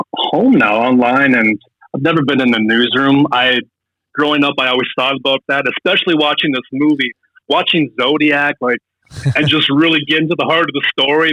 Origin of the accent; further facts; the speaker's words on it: Fargo, North Dakota, United States; moved away as an adult; also born or lived in Hollywood; I'm from Fargo